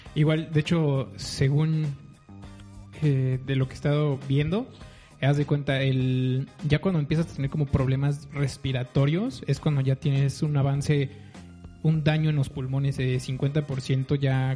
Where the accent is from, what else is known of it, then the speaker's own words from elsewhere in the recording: Mexico City, Mexico; Yo soy chilango.